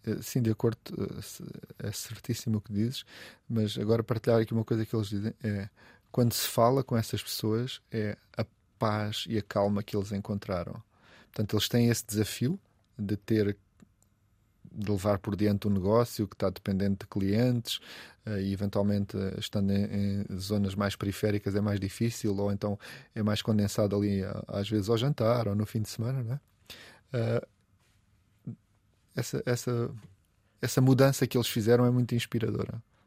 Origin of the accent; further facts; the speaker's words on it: Olhão, Algarve, Portugal; now in Lisbon, Portugal; eu sou de lá, não há dúvida, eu digo, eu sou de Olhão.